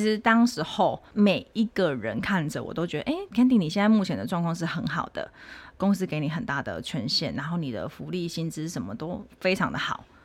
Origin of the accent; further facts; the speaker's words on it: Tainan, Taiwan; 我是土生土长的台南人， 就是一路在台南出生，然后在台南工作、结婚到换工作